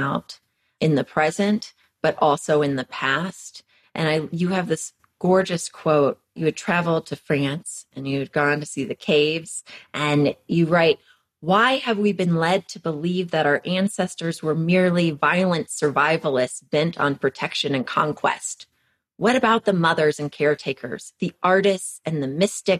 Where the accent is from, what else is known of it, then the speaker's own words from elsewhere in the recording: Texas, United States; moved away as an adult; also born or lived in Western Massachusetts; I'm from Texas.